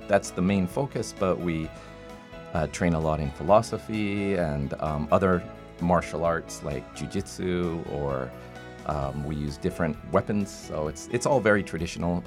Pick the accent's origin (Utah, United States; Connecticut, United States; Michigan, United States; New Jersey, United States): Utah, United States; Salt Lake City; moved away as an adult; now in Fukuoka, Japan; I'm from Salt Lake City, Utah, in the United States